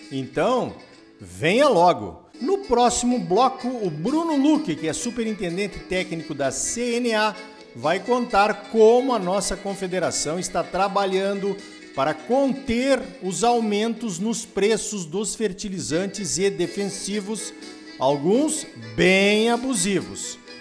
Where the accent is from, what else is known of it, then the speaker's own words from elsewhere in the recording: Brazil; a gente, como brasileiros